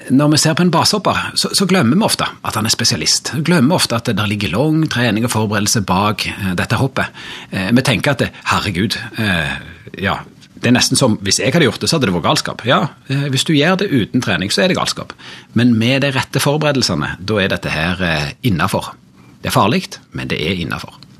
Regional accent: Ryfylke, Rogaland, Norway; jeg er fra Ryfylke

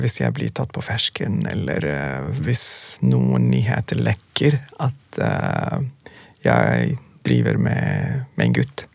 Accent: Sudan; Norwegian is a second language; also born or lived in Khartoum, Sudan; now in Norway; Vi kommer fra Sudan, kommer fra nesten samme type familier

